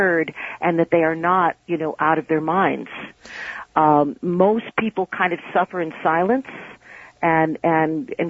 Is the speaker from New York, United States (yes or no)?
yes; New York City, New York, United States; I'm from New York City